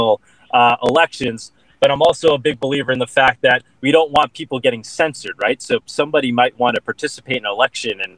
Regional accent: Long Island, New York, United States; born and raised on Long Island

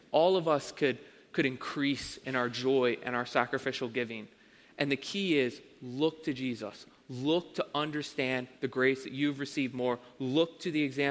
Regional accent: Avondale, Pennsylvania, United States; I grew up in Avondale, Pennsylvania

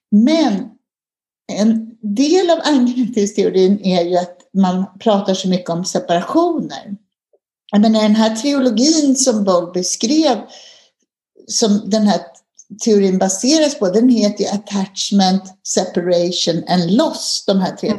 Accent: Sweden; som svensk

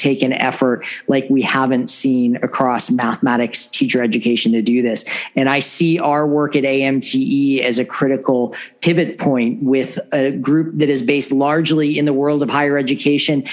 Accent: Indiana, United States; my home state of Indiana

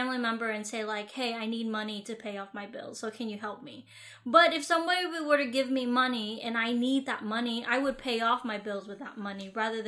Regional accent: Vietnam; now in United States; the culture that I grew up in Vietnam

